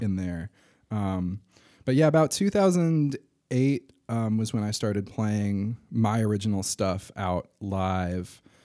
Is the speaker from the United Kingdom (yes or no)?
no; Durham, North Carolina, United States; I grew up in Durham, uh, went to middle and high school at D S A.